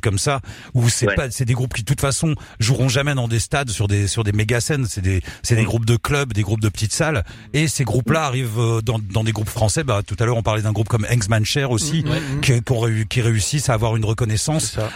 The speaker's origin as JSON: {"language": "French", "country": "France", "said": "je suis français"}